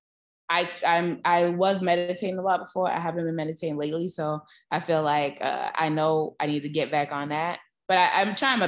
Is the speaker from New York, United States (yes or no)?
yes; New York City, New York, United States; accent: New York; moved away as an adult; now in Los Angeles, United States; I was from Brooklyn, Broadway just wasn't a conversation in my household